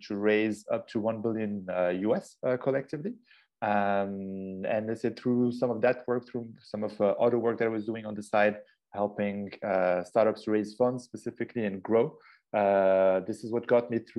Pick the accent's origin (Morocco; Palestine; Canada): Morocco; Casablanca, Casablanca-Settat; originally, I'm half Moroccan, half Austrian, born and raised in Casablanca, Morocco.